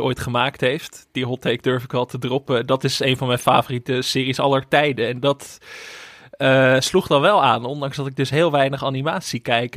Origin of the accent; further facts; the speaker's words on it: Netherlands; als Nederlanders